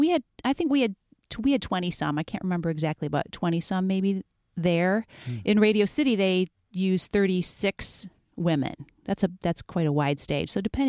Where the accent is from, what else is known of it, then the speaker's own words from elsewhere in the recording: Dearborn, Michigan, United States; moved away as an adult; also born or lived in New York City; I was originally from Dearborn, danced there at my local dance schools for many years.